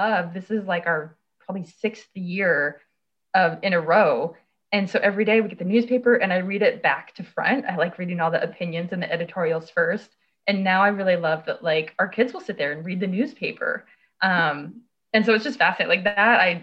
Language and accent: English; Colorado, United States; moved away; where I grew up in Colorado